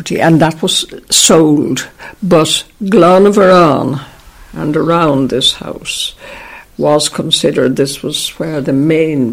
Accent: Ireland; we always thought of ourselves as Irish

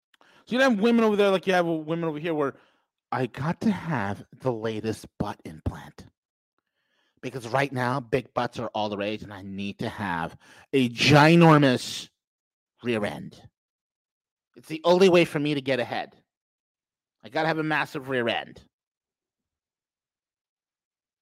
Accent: New York, United States; I'm from New York.

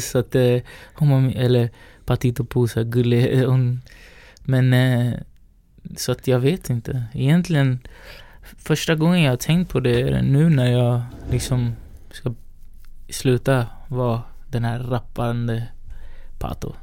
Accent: Sweden; also born or lived in Valparaíso, Chile; vi är uppväxta i Sverige

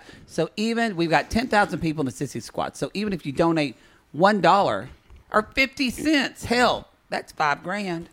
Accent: the South, United States; We're from the South

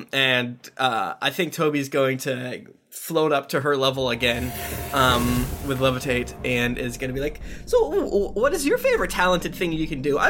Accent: Florida, United States; I'm from Florida where there's no rules

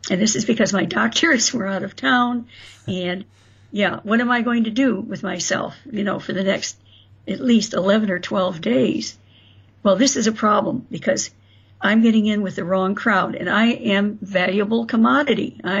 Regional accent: South Bend, Indiana, United States; born there; also born or lived in Florida; I was tired of Florida. I missed where I was born in South Bend.

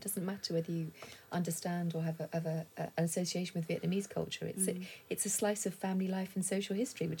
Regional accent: London, United Kingdom; a very, you know, bog standard family growing up in North London.

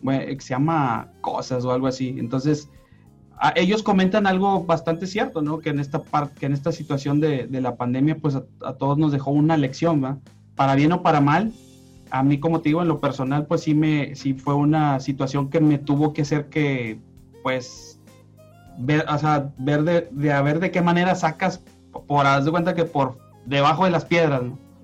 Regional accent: Monterrey, Nuevo León, Mexico; yo soy regio, yo toda mi vida he vivido, viví, he vivido aquí en Monterrey

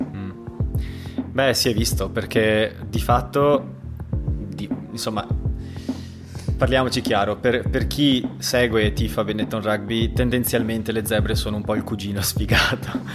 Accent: Treviso, Veneto, Italy; moved away as an adult; also born or lived in Barcelona; now in Vienna, Austria; siamo entrambi di Treviso, entrambi tifosi dei Leoni ed entrambi fuori dall'Italia

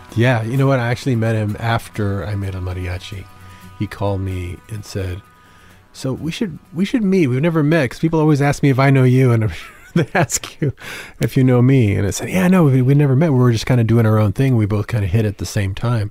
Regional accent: San Antonio, Texas, United States; I grew up in San Antonio.

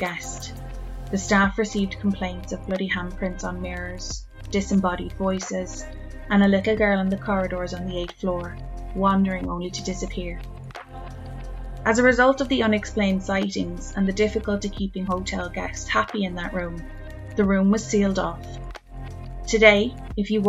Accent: Ireland; I'm Irish

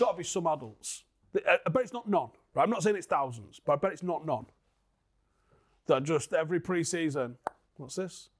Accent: Manchester, North West England, United Kingdom

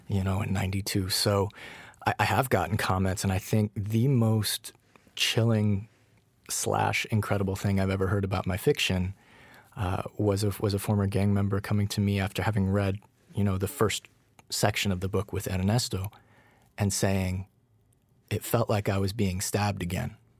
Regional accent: Colorado, United States; now in Los Angeles, United States; I'm from Colorado originally. I'm not from L A.

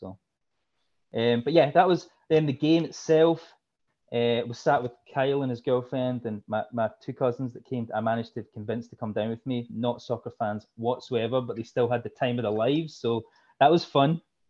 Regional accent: Glasgow, Scotland, United Kingdom; Okay, so the thick accent's from Glasgow. So Glasgow, Scotland, my hometown. My mum's side of family are all from Liverpool

